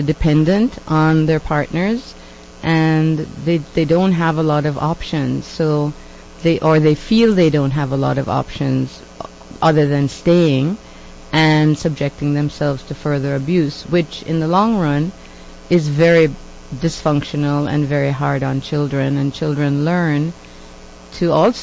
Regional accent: Jamaica; now in Canada; I'm from Jamaica. I'm considered to be a woman of color. But when I was growing up in Jamaica, I was white. Then I came to Canada

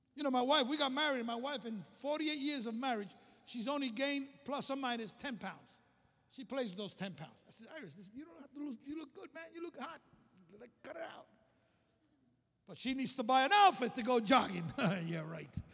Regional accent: New York City, New York, United States; moved away as an adult; also born or lived in Alabama; I came from Brooklyn

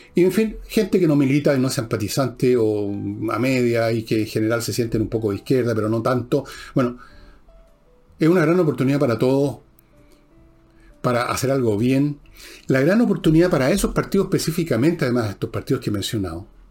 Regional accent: Chile; todos somos chilenos por igual

